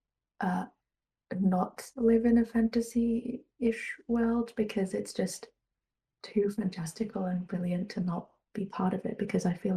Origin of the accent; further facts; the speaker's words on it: Germany; I was born in Germany, but I grew up bilingual because my mum is from the UK